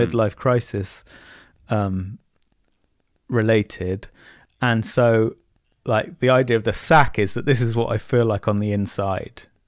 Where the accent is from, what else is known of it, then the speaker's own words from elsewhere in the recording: Bournemouth, South West England, United Kingdom; I'm from Bournemouth.